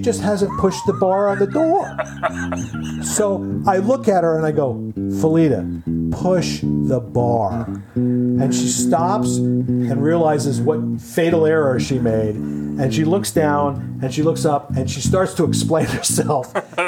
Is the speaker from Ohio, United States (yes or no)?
yes; Ohio, United States; No, I'm from Ohio.